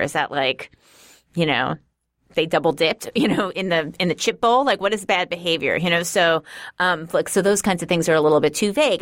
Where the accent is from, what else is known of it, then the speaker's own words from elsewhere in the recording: New York City, New York, United States; accent: Queensy; I'm from Queens originally. So maybe there's something Queensy about it.